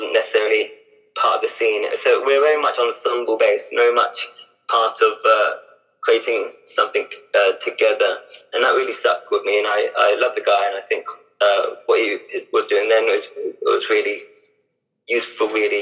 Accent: Hampshire, South East England, United Kingdom; also born or lived in Basingstoke / Eastleigh / Southampton; I grew up in Hampshire, which is South

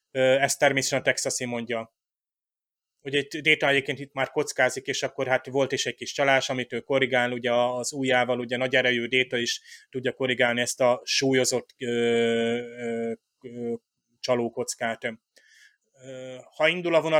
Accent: Hungary; Tehát amikor én, mint magyar diák megtanultam, nem tudom, ilyen észak-amerikai történelmet

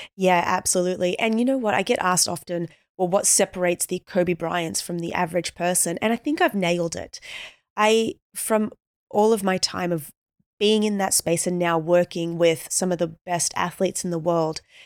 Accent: Australia; born and raised in Australia, so we're natural swimmers.

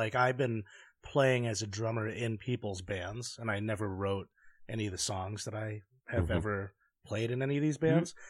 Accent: New York, United States; as a New Yorker

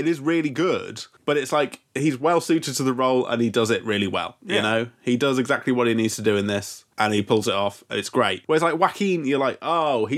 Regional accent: United Kingdom; as a British man

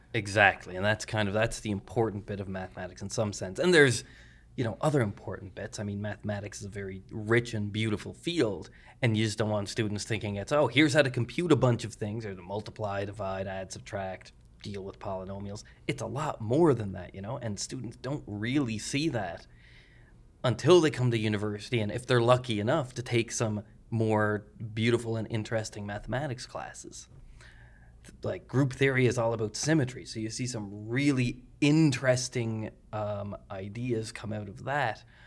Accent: Glace Bay, Nova Scotia, Canada; moved away as an adult; also born or lived in Halifax, Canada / Christchurch, New Zealand; I'm originally from Glades Bay

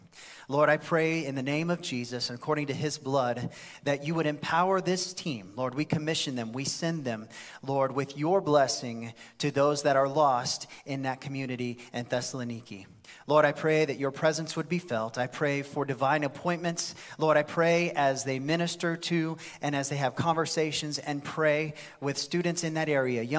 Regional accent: Blairsville, Georgia, United States; I'm in Blairsville. I'm from Blairsville.

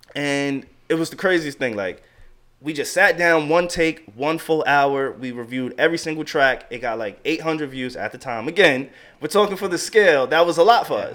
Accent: Long Island, New York, United States; also born or lived in Queens, New York / Delaware; I was born in Long Island, Long Island, New York

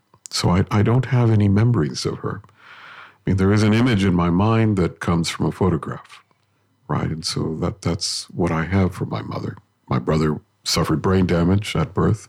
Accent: Los Angeles, California, United States; first language Spanish; English is a second language; The neighborhood I grew up in, which is in Boyle Heights, near the General Hospital

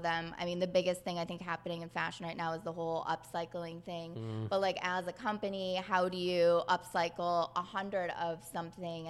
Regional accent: Detroit, Michigan, United States; I'm from Detroit, Michigan.

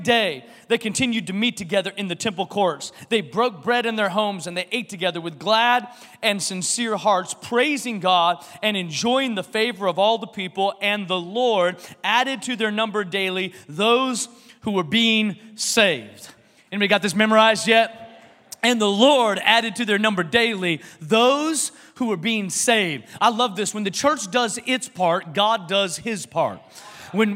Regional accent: Washington, United States; now in Texas, United States; I'm from Washington.

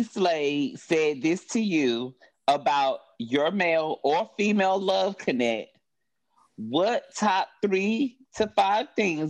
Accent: North Carolina, United States; now in Atlanta, United States; Well, I reside in Atlanta, but I'm originally from North Carolina.

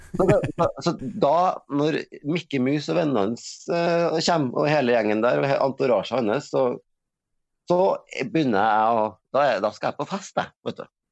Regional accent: Norway; moved away; der jeg kommer fra Øverfjorden, det var tomt

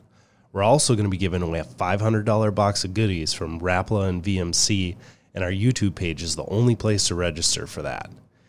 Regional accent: Midwest, United States; I'm a Midwesterner myself

